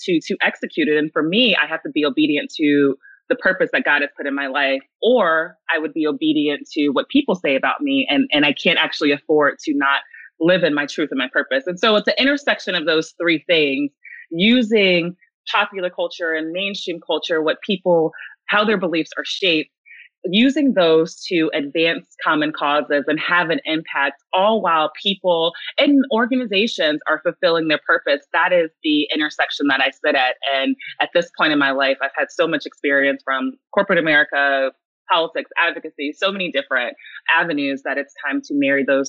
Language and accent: English; the South, United States; I grew up in the South